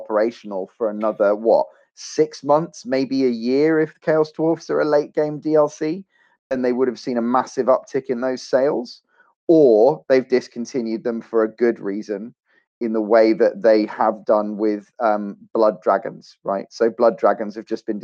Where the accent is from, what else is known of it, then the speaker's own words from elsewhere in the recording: Australia; I'm an Australian